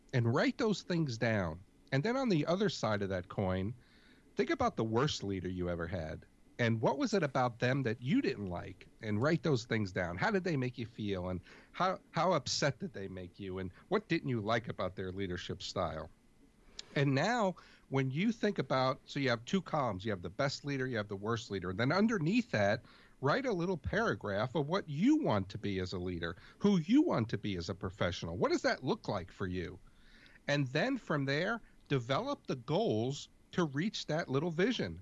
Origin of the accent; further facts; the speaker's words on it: New York City, New York, United States; I grew up in New York City